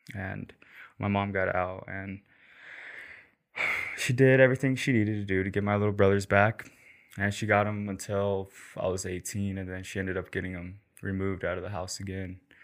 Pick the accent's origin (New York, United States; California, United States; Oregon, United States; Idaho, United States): Idaho, United States; St. Anthony; also born or lived in Rexburg, Idaho / Killeen, Texas; I'm from Rexburg and I grew up in Saint Anthony